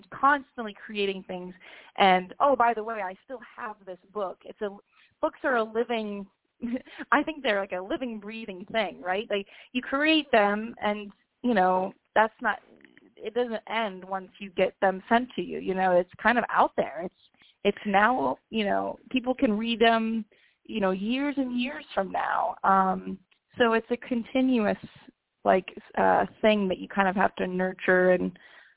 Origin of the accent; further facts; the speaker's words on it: Canton, Ohio, United States; also born or lived in Athens, Ohio; I grew up in Canton, Ohio, which is like northeast area